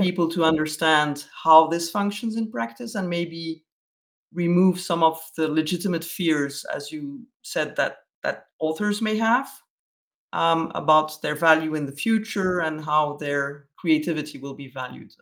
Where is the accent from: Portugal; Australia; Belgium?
Belgium; me being a Belgian